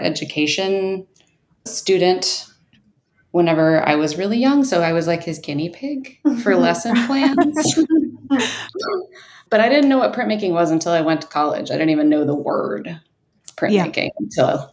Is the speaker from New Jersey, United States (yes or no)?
no; southern Illinois, United States; moved away as an adult; also born or lived in Chico, California / Minnesota; now in Portland, United States; I'm from Illinois. I'm from the southern tip of Illinois near Kentucky.